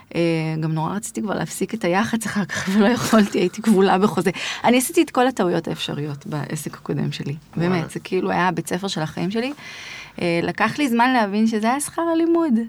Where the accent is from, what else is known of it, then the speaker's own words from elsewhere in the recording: Yavne, Central District, Israel; also born or lived in Rishon LeZion; גדלתי ביבנה